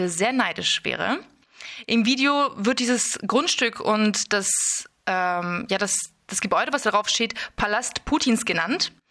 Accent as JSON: {"language": "German", "country": "Kazakhstan", "tie": "born or raised there", "moved": "yes", "said": "ich wurde in Kasachstan geboren"}